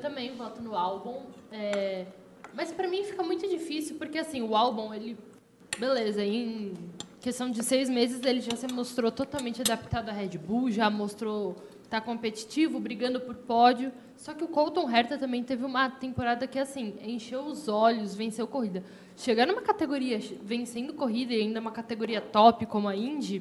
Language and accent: Portuguese; Brazil; sou brasileira com muito orgulho